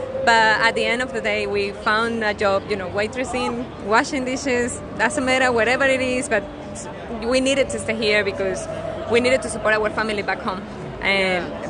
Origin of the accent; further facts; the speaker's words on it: Venezuela; moved away as an adult; now in Australia; We need to get out of Venezuela because the situation was really bad over there